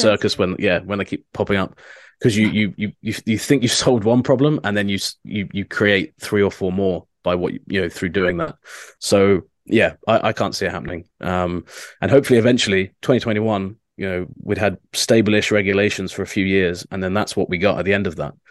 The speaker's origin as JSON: {"language": "English", "country": "United Kingdom", "said": "as a Brit"}